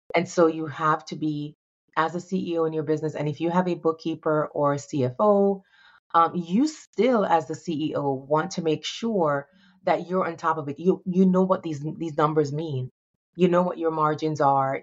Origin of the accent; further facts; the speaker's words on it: Jamaica; moved away; also born or lived in New York; I'm a, a young girl, um, growing up in Jamaica